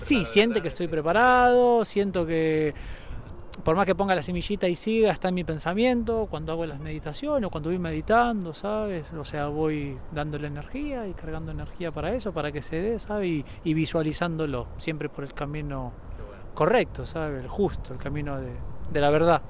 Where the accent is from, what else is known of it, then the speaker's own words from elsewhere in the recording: Argentina; moved away; Yo soy de Argentina, vuelvo a la Argentina porque me gusta ver a mi familia